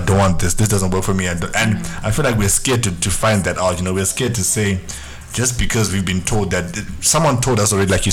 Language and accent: English; Zimbabwe; moved away; growing up in the Zimbabwean home as well, it's very restricted